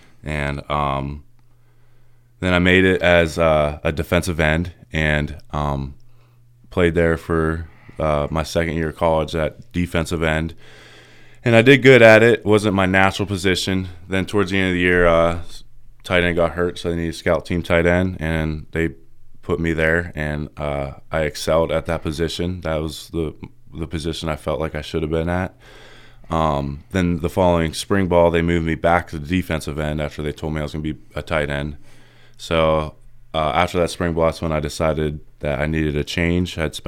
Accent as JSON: {"language": "English", "town": "Reynoldsville", "region": "Pennsylvania", "country": "United States", "tie": "born or raised there", "said": "Yeah. So I'm just, you know, just a normal guy, just from Reynoldsville. I grew up in Reynoldsville."}